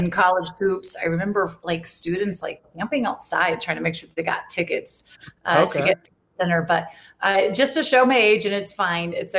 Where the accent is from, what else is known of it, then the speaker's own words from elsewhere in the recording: Jacksonville, Florida, United States; moved away as an adult; also born or lived in New York City / Boston; now in Washington, D.C. area, United States; I'm from Florida. You know, I was born and raised in Jacksonville